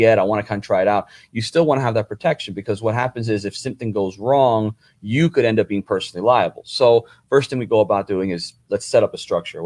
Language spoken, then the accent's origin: English; New Jersey, United States; moved away; originally I'm from New Jersey